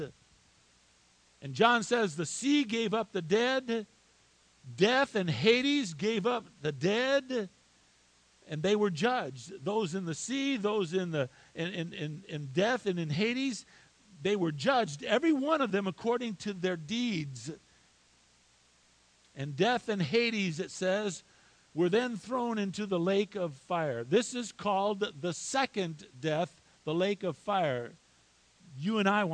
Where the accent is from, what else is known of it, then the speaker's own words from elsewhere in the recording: United States; I was born here in the United States of America